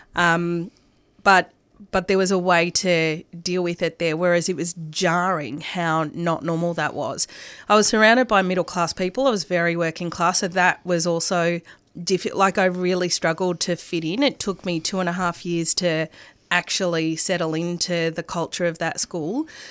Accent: Coburg, Victoria, Australia; first language Arabic or Greek; I grew up in Coburg

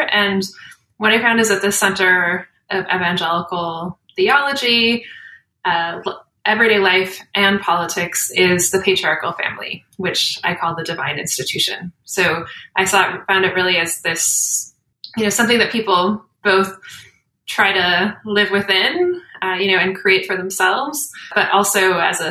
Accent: United States; I'm an American. Like, I grew up in the United States

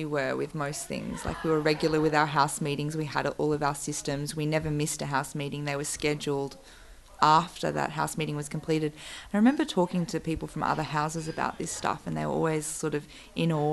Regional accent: Bega, New South Wales, Australia; moved away; also born or lived in Sydney; I'm from Bega

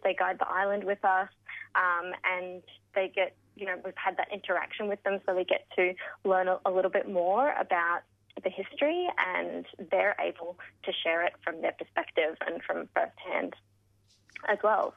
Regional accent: Melbourne, Victoria, Australia; now in Bundaberg, Australia; I grew up in Melbourne, in the suburbs of Melbourne

